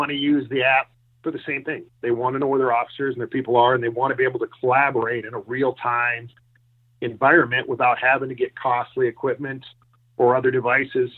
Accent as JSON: {"language": "English", "region": "Minnesota", "country": "United States", "tie": "born or raised there", "also_born_or_lived": "Colorado", "moved": "yes", "lives_now": "Denver, United States", "said": "I grew up in Minnesota"}